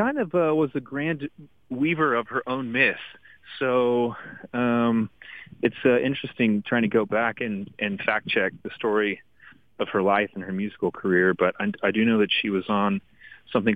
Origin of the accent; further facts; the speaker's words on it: Dallas, Texas, United States; I was born and raised in Dallas, Texas